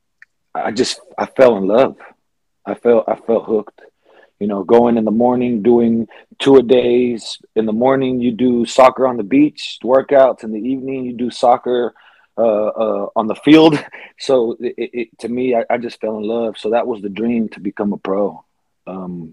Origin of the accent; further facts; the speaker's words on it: California, United States; I was born in California. In a neighborhood that wasn't the greatest